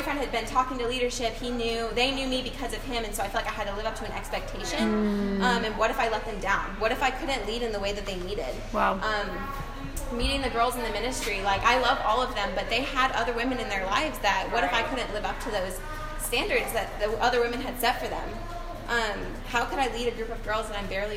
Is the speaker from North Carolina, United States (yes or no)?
yes; Raleigh, North Carolina, United States; moved away as an adult; also born or lived in Columbia; When I got to college, I moved from Raleigh, where I had a great support system and awesome church. It was where I had gotten baptized